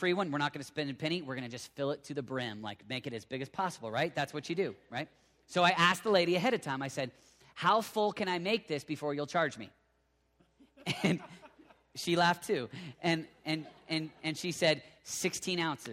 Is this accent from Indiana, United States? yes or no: no; Oklahoma, United States; now in Colorado Springs, United States; I live in Oklahoma